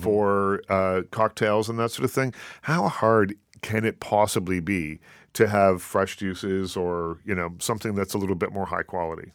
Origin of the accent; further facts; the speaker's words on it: Nova Scotia, Canada; moved away; I'm from Nova Scotia originally